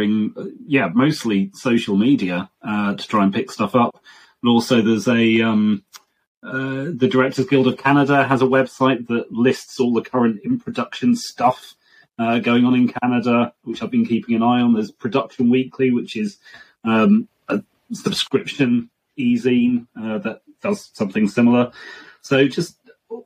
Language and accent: English; United Kingdom; being a Brit